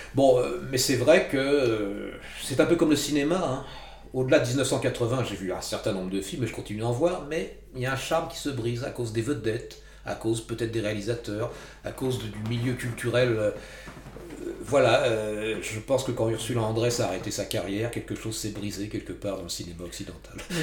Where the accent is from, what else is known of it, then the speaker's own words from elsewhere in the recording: Val-d'Oise, Île-de-France, France; also born or lived in Paris; je ne suis pas né à Paris ni dans le 8e arrondissement, même si j'y habité euh, chez mon cousin pendant 2-3 ans. Je suis né dans le Val d'Oise